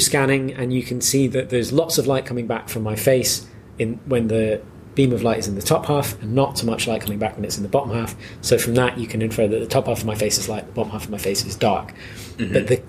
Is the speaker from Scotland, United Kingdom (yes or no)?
yes; Musselburgh, Scotland, United Kingdom; I don't sound it, as has been pointed out by everyone I've ever spoken to. But I'm from here. I'm from Musselburgh.